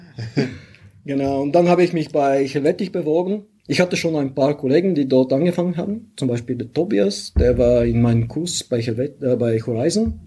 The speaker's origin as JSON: {"language": "German", "country": "Bulgaria", "also_born_or_lived": "St. Gallen, Switzerland", "second_language": "German", "moved": "as an adult", "lives_now": "Switzerland", "said": "ich komme aus Bulgarien ursprünglich"}